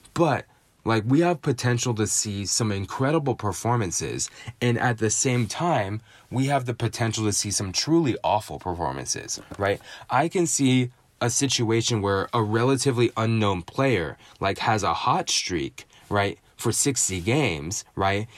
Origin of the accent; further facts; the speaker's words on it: San Francisco, California, United States; my hometown San Francisco